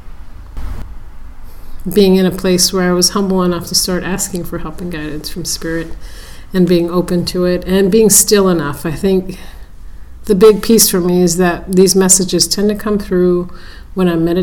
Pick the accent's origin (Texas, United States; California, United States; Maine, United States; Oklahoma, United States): California, United States; San Francisco; I was born and raised in San Francisco area.